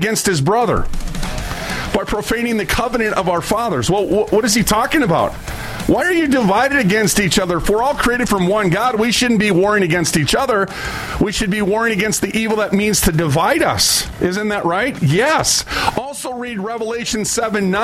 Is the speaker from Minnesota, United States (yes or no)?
yes; Minneapolis, Minnesota, United States; I'm from North Minneapolis, I came from the hood